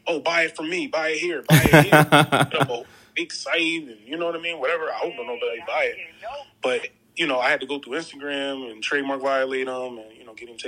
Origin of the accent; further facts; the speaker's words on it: Philadelphia, Pennsylvania, United States; I'm a filmmaker, I'm from Philly